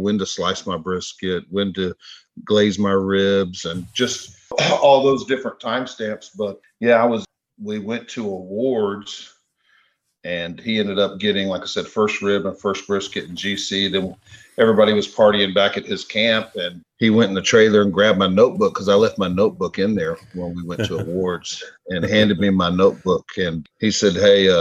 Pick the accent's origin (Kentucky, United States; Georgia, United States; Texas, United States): Texas, United States; I'm from Texas